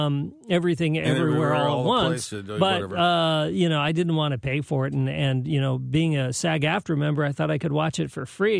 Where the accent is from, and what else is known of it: San Jose, California, United States; born or raised there; now in St. Louis, United States